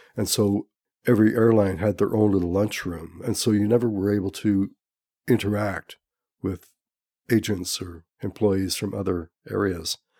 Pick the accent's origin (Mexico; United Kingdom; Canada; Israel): Canada; Montreal, Quebec; moved away as an adult; also born or lived in Calgary / Ladner; now in Pender Island, Canada; I'm originally from Montreal